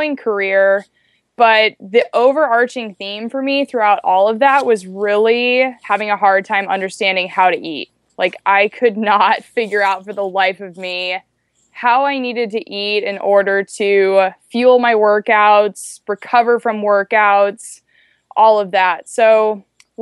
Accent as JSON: {"language": "English", "region": "Alaska", "country": "United States", "tie": "born or raised there", "also_born_or_lived": "Washington", "said": "I grew up in Alaska"}